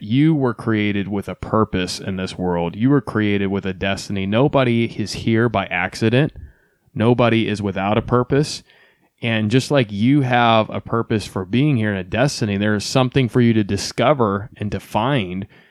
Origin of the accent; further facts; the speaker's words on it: Ohio, United States; moved away; also born or lived in Texas; I came from Ohio, which is now where we are currently residing